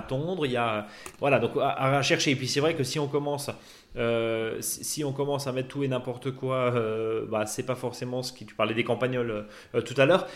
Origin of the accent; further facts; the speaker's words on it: Alsace, Grand Est, France; chez nous en Alsace